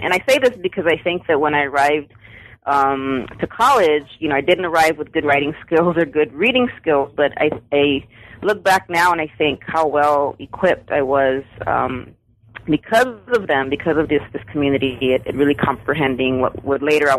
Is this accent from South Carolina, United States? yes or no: no; San Antonio, Texas, United States; I'm born and raised in South Texas on the west side of San Antonio. And my grandparents came to South Texas from Mexico. So I'm Mexican-American, Mexican descent, Chicana.